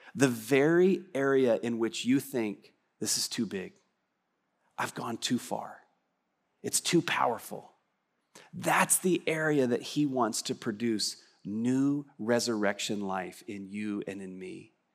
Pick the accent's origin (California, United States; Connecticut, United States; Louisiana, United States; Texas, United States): Texas, United States; West; I'm from West Texas